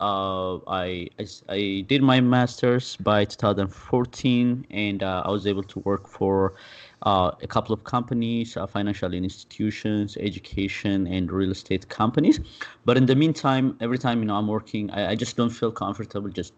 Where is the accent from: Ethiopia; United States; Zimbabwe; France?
Ethiopia; Addis Ababa; moved away as an adult; I'm originally from Ethiopia. I was born and raised there and lived there until I was, you know, close to 22.